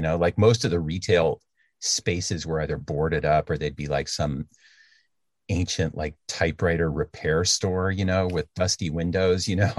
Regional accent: Berkeley, California, United States; also born or lived in Santa Cruz / Ocean Beach, San Francisco; now in San Francisco, United States; So I grew up in Berkeley, California, which is, not right on the ocean. It's on the bay, but it's not right on the ocean, so it's not a surf town.

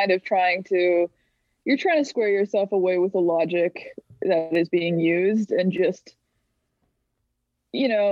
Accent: Alberta, Canada; I'm from Alberta

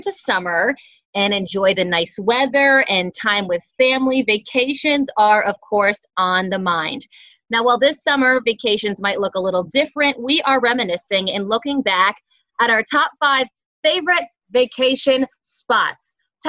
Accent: New Jersey, United States; Because I grew up in New Jersey. I grew up going to the Jersey Shore.

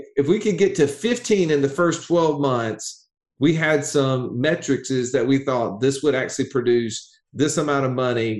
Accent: Alabama, United States; an Alabama redneck

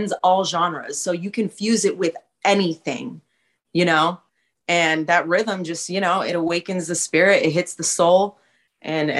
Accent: West Coast, United States; I'm from the West Coast

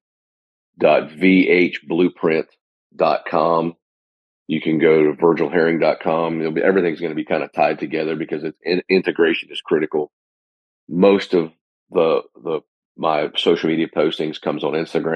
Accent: Gettysburg, Pennsylvania, United States; moved away as an adult; also born or lived in Mississippi; now in Nashville, United States; So I'm from Gettysburg originally, and I grew up I'm a Penn Stater

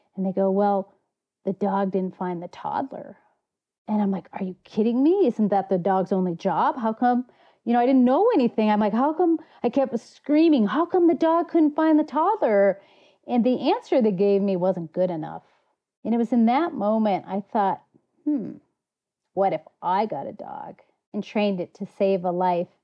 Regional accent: United States; moved away; also born or lived in Colorado / Montana; my wilderness was on the southern shore of Lake Superior. My dad was a fisheries biologist

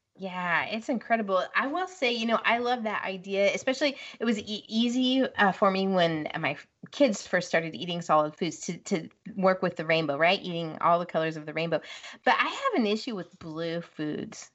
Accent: West Coast, United States; moved away as an adult; now in Midwest, United States; I'm from the West Coast. You know, that's home

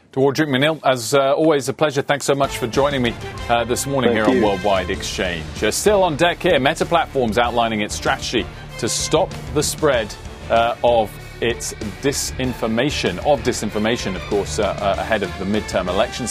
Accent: United Kingdom; as a Brit

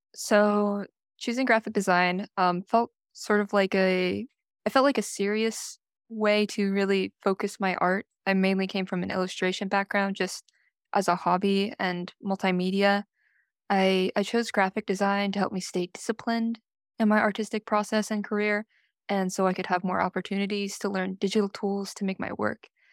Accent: Carmel, California, United States; My hometown is uh, Carmel, California, not too far off from here

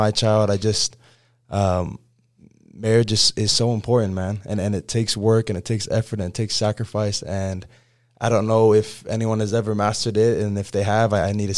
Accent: American Fork, Utah, United States; I grew up in American Fork, Utah

